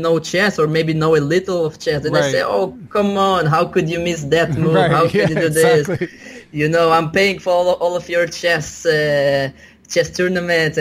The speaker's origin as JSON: {"language": "English", "country": "Israel", "tie": "born or raised there", "said": "I was born in Israel, but my parents are originated from a Soviet Union"}